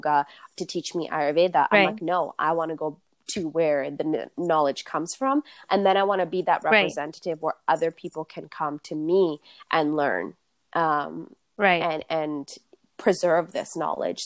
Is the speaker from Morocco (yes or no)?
no; Canada; a young person who was born and raised in Canada